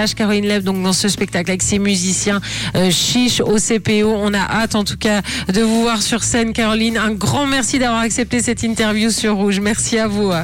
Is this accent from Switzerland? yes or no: yes; Switzerland; chez nous en Suisse